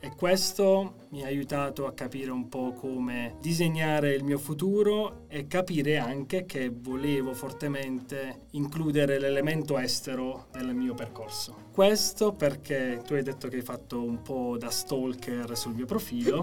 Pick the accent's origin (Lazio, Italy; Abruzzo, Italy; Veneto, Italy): Abruzzo, Italy; Chieti; moved away; sono nato e cresciuto a Chieti